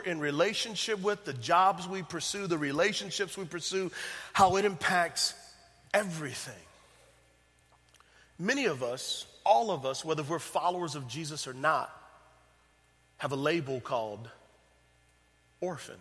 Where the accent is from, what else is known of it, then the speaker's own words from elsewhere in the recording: San Antonio, Texas, United States; moved away; I'm from San Antonio, Texas, so it feels good to be back home